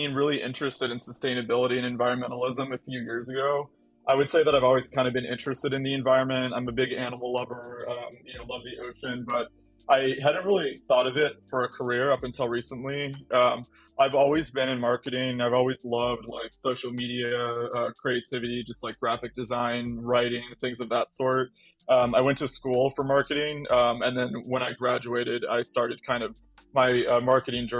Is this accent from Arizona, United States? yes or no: yes; Arizona, United States; also born or lived in California; now in Washington State, United States; I'm actually an Arizona native